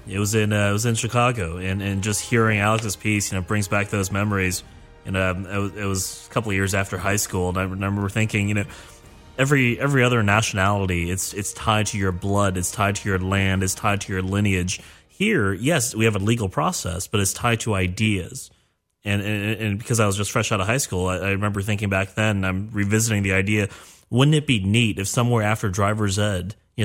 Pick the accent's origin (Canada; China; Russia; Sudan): China; now in United States; I was born in China.